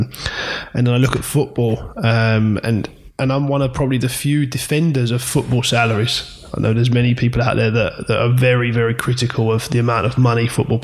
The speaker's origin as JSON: {"language": "English", "region": "England", "country": "United Kingdom", "tie": "born or raised there", "said": "being English and sort of live or British, sorry, growing in this area"}